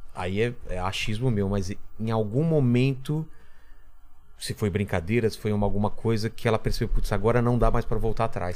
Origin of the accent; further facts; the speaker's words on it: São Bernardo do Campo, São Paulo, Brazil; Eu sou de São Bernardo